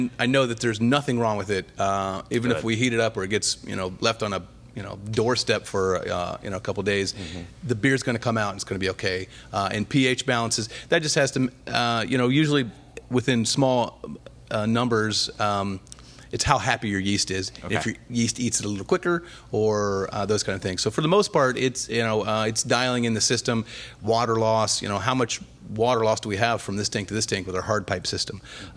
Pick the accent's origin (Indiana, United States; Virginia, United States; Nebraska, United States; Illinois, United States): Indiana, United States; also born or lived in Ohio; now in Florida, United States; I was born in Ohio, okay. Raised mostly in Indiana, and then I've been in Florida longer than I was in Indiana now.